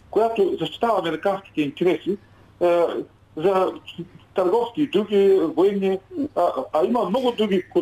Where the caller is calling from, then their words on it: Ruse, Ruse Province, Bulgaria; от Русе.